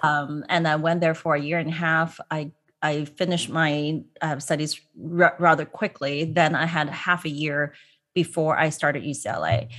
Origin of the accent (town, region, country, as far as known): Hong Kong; born or raised there; now in United States